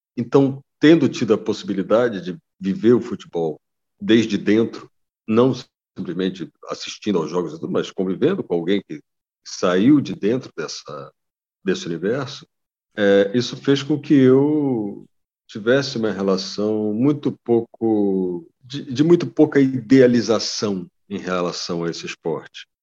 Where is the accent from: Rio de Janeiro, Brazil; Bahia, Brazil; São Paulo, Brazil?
Rio de Janeiro, Brazil; Niterói; eu ter crescido em um, em um bairro como que eu cresci, que foi o Barreto, em Niterói